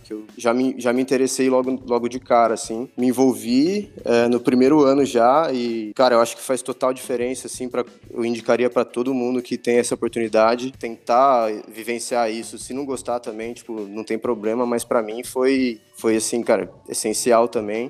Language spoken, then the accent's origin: Portuguese; Botucatu, São Paulo, Brazil; also born or lived in Campinas; na verdade eu nasci em Campinas e com dois anos minha família já se mudou para Botucatu, então o que eu lembro mesmo é tudo de Botucatu, não lembro de nada lá de Campinas, então posso, posso falar que eu, que eu cresci lá e sou botucatuense mesmo